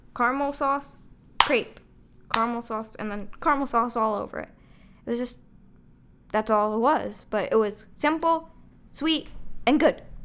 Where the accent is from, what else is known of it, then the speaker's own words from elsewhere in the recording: Chicago, Illinois, United States; we're from Chicago